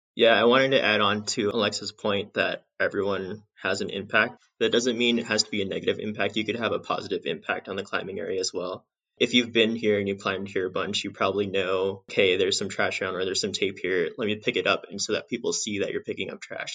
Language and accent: English; Southern California, United States; also born or lived in Bishop, California / Devils Tower, Wyoming; I grew up in Southern California